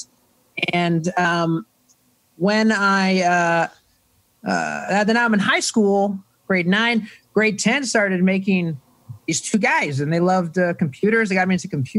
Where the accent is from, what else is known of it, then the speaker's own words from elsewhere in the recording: Toronto, Ontario, Canada; moved away; I am from Toronto, Canada. So it's grade 7, not 7th grade.